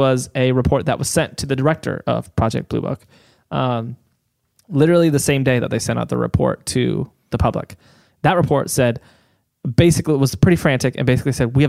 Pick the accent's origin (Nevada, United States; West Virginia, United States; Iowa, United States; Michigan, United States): Iowa, United States; I'm from Iowa.